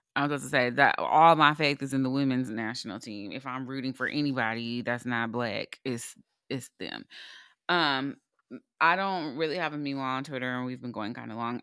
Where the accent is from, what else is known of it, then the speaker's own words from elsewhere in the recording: United States; as an American